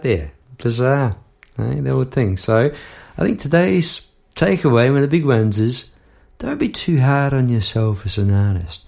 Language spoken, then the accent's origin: English; New Zealand; moved away as an adult; now in Melbourne, Australia; As a Kiwi